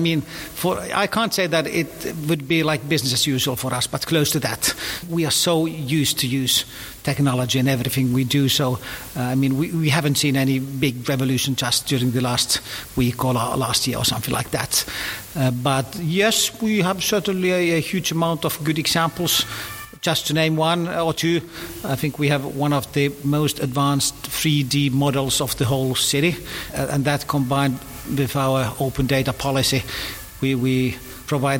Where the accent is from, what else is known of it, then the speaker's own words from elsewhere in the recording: Finland; I'm coming from Finland, which is the promised country of engineers